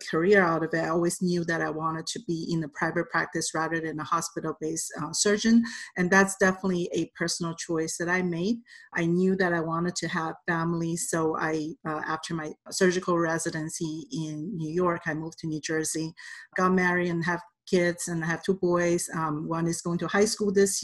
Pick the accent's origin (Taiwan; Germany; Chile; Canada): Taiwan; Taipei; English is a second language; moved away as an adult; now in United States; I came here in 1991 as a foreign student. I was on a F1 visa, and I'm originally from Taipei, Taiwan.